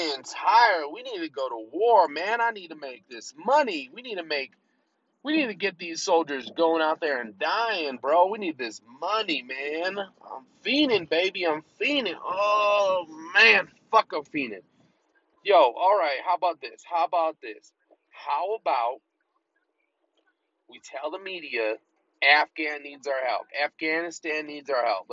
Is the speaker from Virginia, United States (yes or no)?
no; Colorado, United States; I'm in Colorado and it's relative to me because, you know, I'm from Colorado